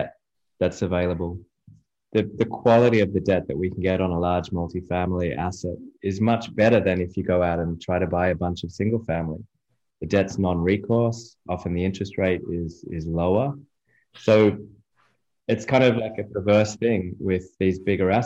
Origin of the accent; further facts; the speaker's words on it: Australia; moved away as an adult; now in United States; I'm from Australia originally, been in the US just over three and a half years now